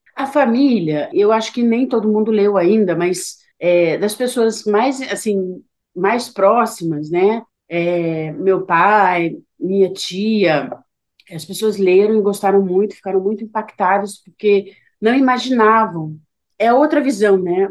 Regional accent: Petrópolis, Rio de Janeiro, Brazil; moved away; da minha cidade natal, que é Petrópolis

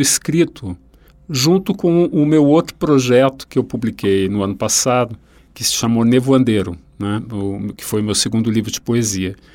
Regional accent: Rio Grande do Sul, Brazil; um autor da minha terra

